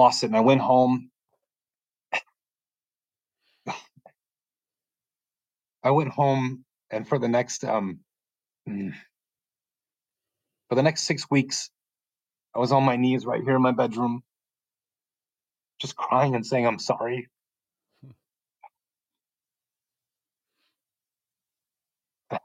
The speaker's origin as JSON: {"language": "English", "town": "Chicago", "region": "Illinois", "country": "United States", "tie": "born or raised there", "said": "I'm from Chicago."}